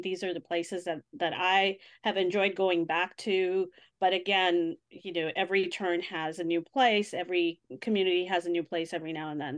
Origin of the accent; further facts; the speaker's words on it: Mumbai, Maharashtra, India; moved away as an adult; also born or lived in Los Angeles; my hometown of Mumbai